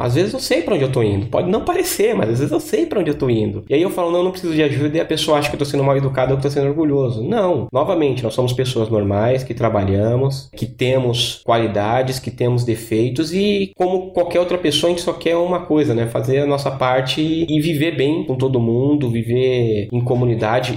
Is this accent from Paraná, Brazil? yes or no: no; São Paulo, Brazil; moved away as an adult; now in Florianópolis, Brazil; agora eu sou de São Paulo, mas estou morando em, em, Floripa